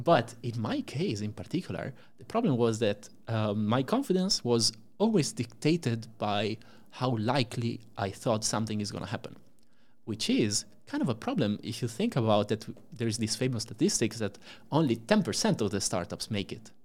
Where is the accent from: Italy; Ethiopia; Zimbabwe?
Italy; moved away as an adult; now in Amsterdam, Netherlands; I'm from Italy, uh, born and raised there until I came to Amsterdam about, uh, four years ago